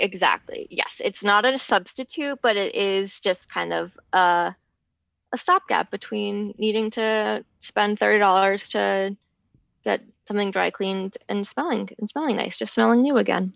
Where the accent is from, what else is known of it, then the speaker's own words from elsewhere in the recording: Larchmont, New York, United States; the store in my hometown